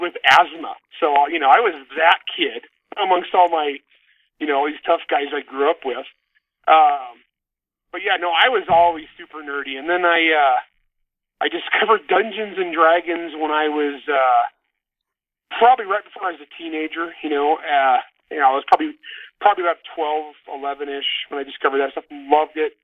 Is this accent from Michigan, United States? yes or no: no; a little Portuguese town, Grapes of Wrath home area, California, United States; I grew up in an environment, it was all Portuguese. We were all Portuguese kids, and it was a little Portuguese town